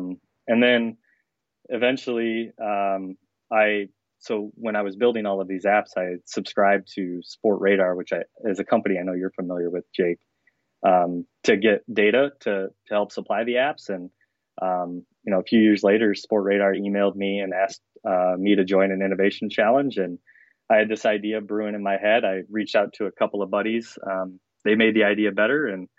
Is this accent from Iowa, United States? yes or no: yes; Denison, Iowa, United States; born there; I guess I was born in Denison, Iowa, 7 pounds.